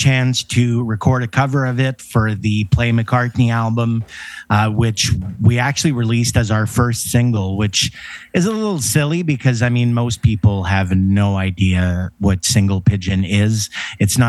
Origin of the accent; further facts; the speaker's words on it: Canada; I'm a Canadian kid.